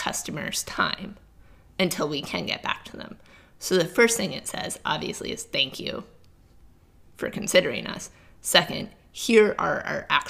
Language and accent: English; Cape Cod, New England, United States; I'm from the East Coast, grew up in New England